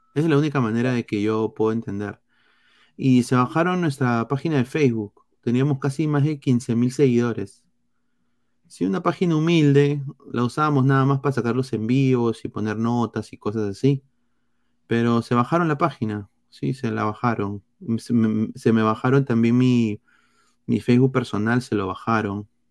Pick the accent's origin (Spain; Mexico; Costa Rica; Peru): Peru; now in United States; como peruano